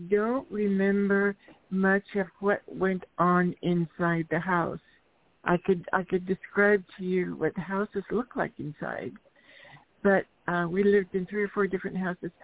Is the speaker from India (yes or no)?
no; Eastern Washington, United States; now in Seattle, United States; I grew up in Eastern Washington